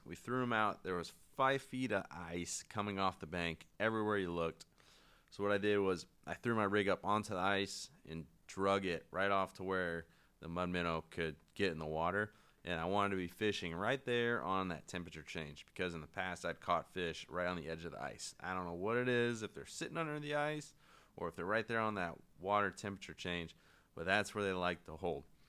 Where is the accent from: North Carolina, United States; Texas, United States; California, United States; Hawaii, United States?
North Carolina, United States; I'm from North Carolina